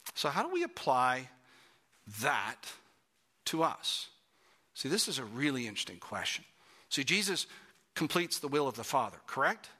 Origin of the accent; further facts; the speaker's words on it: Toronto, Ontario, Canada; I grew up in Toronto, Canada